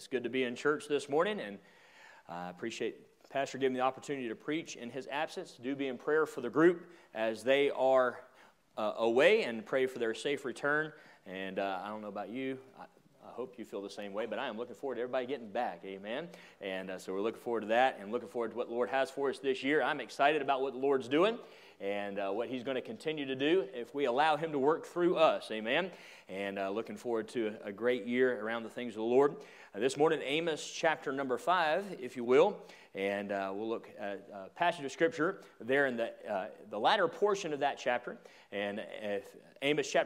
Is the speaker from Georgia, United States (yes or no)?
yes; Atlanta, Georgia, United States; I grew up in the Atlanta area, and I lived in a trailer park